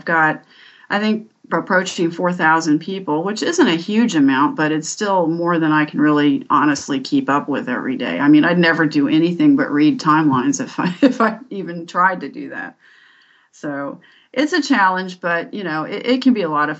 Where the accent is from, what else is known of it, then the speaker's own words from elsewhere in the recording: Washington, District of Columbia, United States; also born or lived in Northern Virginia; I was born in Washington, D.C., and I've lived here all my life